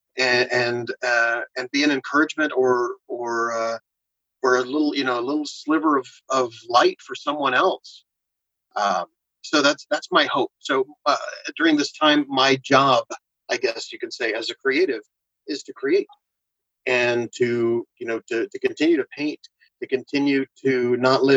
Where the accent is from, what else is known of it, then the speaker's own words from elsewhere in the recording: San Antonio, Texas, United States; I grew up in Texas and San Antonio